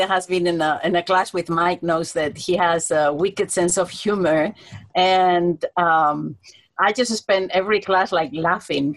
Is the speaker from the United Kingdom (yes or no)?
no; Spain; moved away as an adult; now in Hawaii, United States; I'm originally from Spain, but I've been here 29 years already